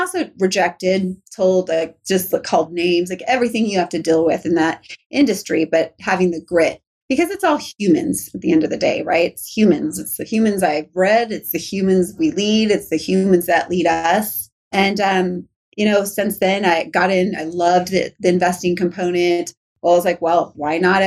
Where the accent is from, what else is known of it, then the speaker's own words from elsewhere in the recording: Riverside, California, United States; also born or lived in Norco, California / Orange County, California / Huntington Beach, California; I love my home state, but Riverside and Norco, I grew up like on like dirt land